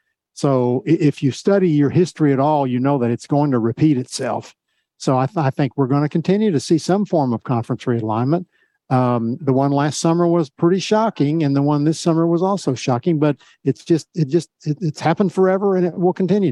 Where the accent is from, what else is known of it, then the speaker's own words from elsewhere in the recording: Oklahoma, United States; moved away as an adult; now in Kansas City, United States; I grew up in Oklahoma. I live in Kansas City, and I work in Dallas.